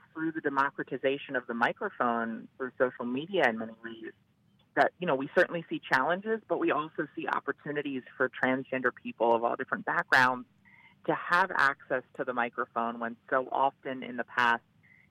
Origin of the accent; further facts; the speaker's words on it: Delaware, United States; I began working first in my home state of Delaware